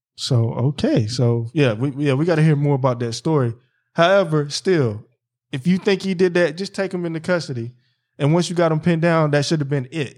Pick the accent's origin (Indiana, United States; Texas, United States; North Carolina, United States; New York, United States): North Carolina, United States; moved away; also born or lived in Philadelphia; my hometown, North Carolina, and then back in Philly